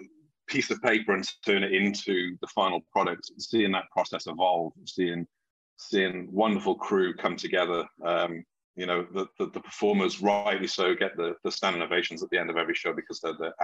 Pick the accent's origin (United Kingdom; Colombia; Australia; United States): United Kingdom; Wales; I'm originally from Wales in the UK. And I was very fortunate that the high school I went to had a really good drama school